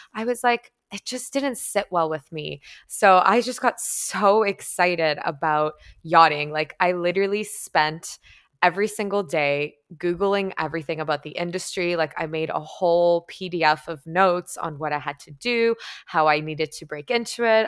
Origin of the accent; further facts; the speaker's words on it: Toronto, Ontario, Canada; moved away as an adult; my hometown in Toronto